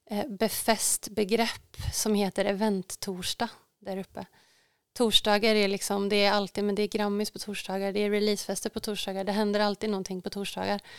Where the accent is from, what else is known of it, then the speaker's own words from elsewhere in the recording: Luleå, Norrbotten County, Sweden; now in Stockholm, Sweden; jag har ju säkert någon slags liten stuga här hemma på Slätta. Eh, eller i Luleå eller båda två. Ehm, men jag tror nog faktiskt jag bor kvar där uppe i Stockholm.